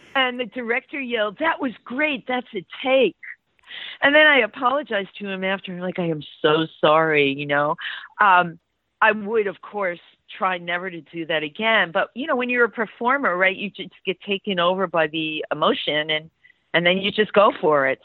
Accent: New York City, New York, United States; I grew up in the Bronx

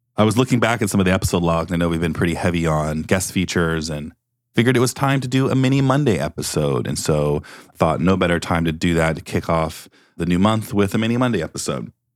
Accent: Beaverton, Oregon, United States; I'm from Beaverton, Oregon

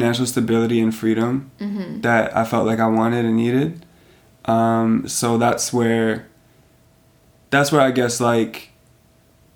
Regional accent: Canada; also born or lived in Serbia; I'm coming from Canada and I'm, like, the Canadian

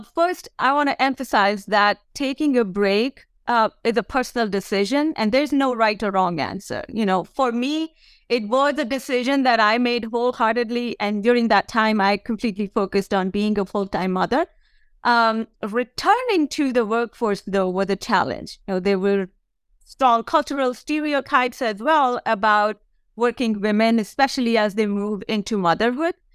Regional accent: India; moved away; I grew up in India as the oldest of four daughters for my parents

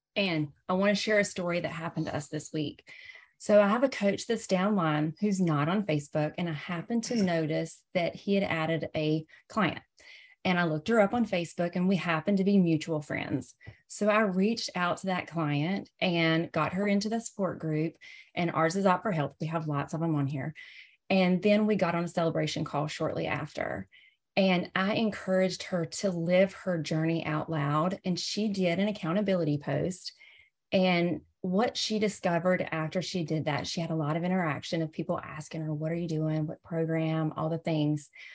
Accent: the South, United States; accent: Southern; I'm from the South, hence my Southern accent

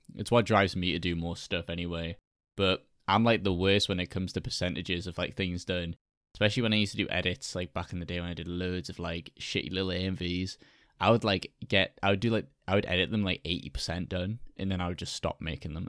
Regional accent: United Kingdom; I'm British

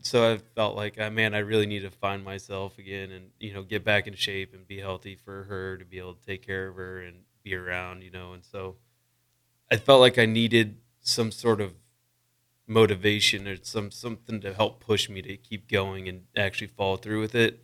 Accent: Wakefield, Nebraska, United States; I grew up in Wakefield, Nebraska, just, uh, two hours north of Lincoln, kind of by Wayne

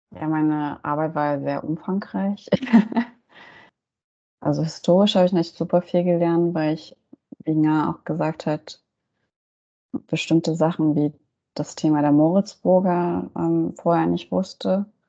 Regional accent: Germany; ich bin hier in Deutschland auch aufgewachsen

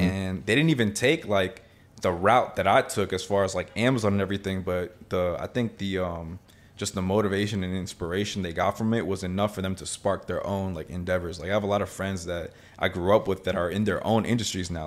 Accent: Miami, Florida, United States; I was born in Miami. My family's from Nicaragua, though

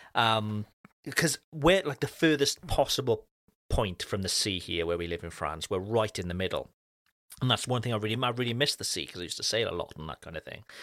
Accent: Cardiff, Wales, United Kingdom; moved away; my hometown back in Wales, uh, in Cardiff

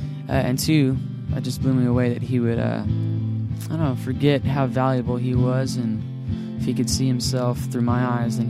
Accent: Arizona, United States; moved away; my best friend that I grew up with back in Arizona.

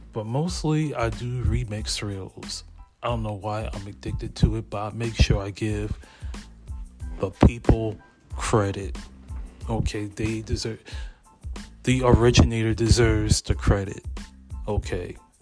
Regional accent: Lexington Park, Maryland, United States; also born or lived in Hampton, Virginia; I grew up in Lexington Park, Maryland.

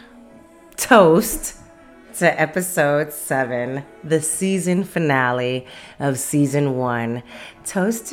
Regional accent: Las Vegas, Nevada, United States; I'm from Las Vegas, Nevada

